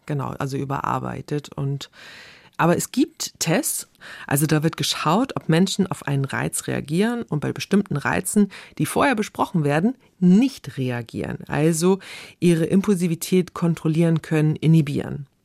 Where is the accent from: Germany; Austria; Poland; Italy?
Germany; Bei uns in Deutschland